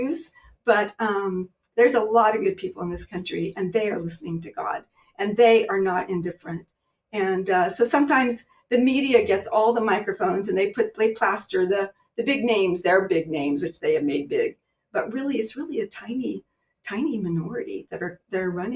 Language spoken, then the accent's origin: English; Kansas, United States; moved away as an adult; also born or lived in Southern Missouri; I was born in Kansas